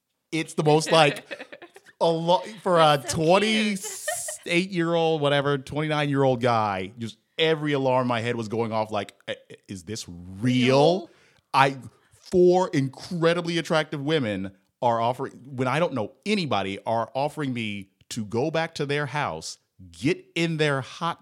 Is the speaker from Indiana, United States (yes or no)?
yes; Indianapolis, Indiana, United States; moved away as an adult; now in Cincinnati, United States; I'm from the heart of Indianapolis